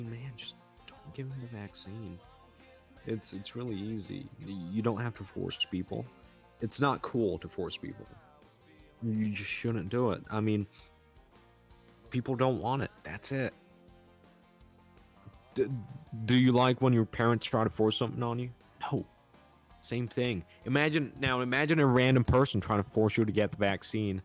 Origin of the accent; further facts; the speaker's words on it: United States; I'm an American